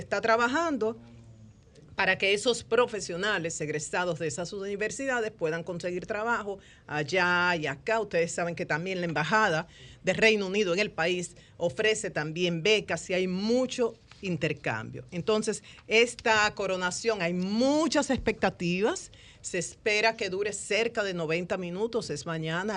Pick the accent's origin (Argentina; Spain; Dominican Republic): Dominican Republic; Como dominicana